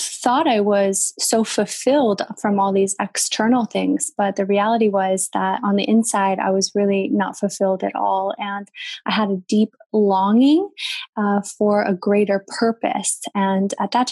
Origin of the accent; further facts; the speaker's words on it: United States; also born or lived in Midwest, United States / Florida, United States / Los Angeles, United States / New York, United States; I grew up in the States, in the Midwest, and in Florida